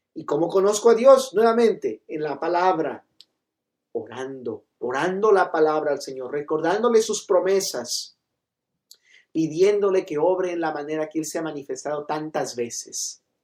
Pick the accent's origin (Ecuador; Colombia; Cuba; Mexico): Ecuador; Loja; yo soy de Loja